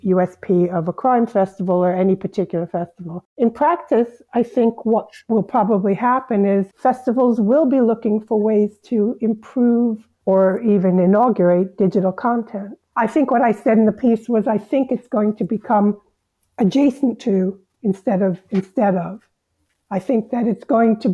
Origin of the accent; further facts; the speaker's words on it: United States; moved away as an adult; now in Scotland, United Kingdom; even after 22 years living in Scotland, there's a lot of popular culture I missed growing up in America.